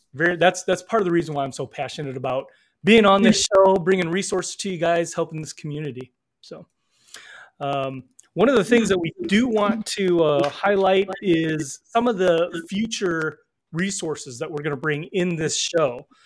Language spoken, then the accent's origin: English; northern Illinois, United States; also born or lived in Seoul, South Korea; grew up in northern Illinois.